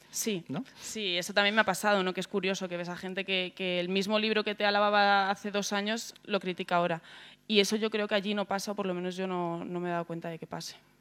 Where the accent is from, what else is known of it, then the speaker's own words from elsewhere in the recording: Segovia, Castile and León, Spain; now in Madrid, Spain; vengo de Segovia, vivir en un barrio muy barrio.